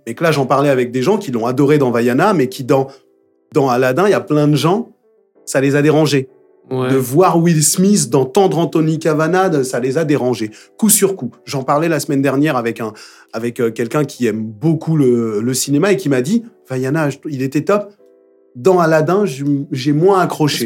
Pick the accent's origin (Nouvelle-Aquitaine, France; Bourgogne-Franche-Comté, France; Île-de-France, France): Île-de-France, France; Paris; j'ai grandi à Belleville